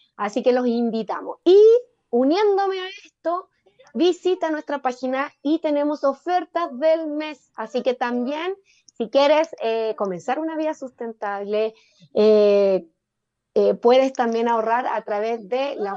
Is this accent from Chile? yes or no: yes; Chile; also born or lived in Independencia, Santiago; nosotros como chilenos